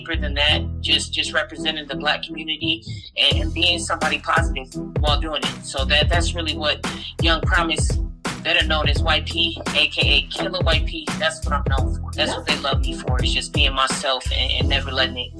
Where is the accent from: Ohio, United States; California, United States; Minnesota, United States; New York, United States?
California, United States; San Diego; moved away as an adult; now in Las Vegas, United States; I'm originally from San Diego, California. I've always repped the West Coast real hard. I've moved around up and down, stayed in Cali all my life